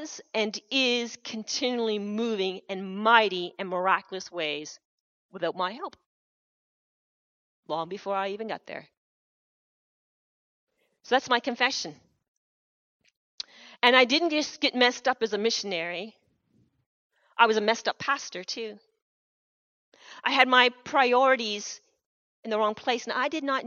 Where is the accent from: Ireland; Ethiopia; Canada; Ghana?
Canada; I have been born in Canada, one of the richest nations of the world. I wouldn't want to have been born anywhere else but here. I'm proud to be Canadian.